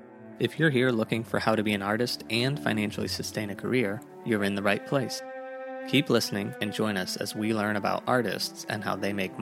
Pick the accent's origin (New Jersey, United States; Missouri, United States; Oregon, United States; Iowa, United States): Missouri, United States; St. Charles; now in New York, United States; I'm from St. Charles